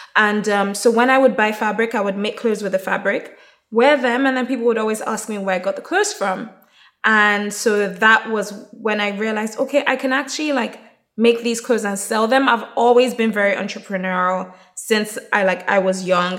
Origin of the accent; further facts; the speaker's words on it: Nigeria; also born or lived in Plymouth / Durham; I'm Nigerian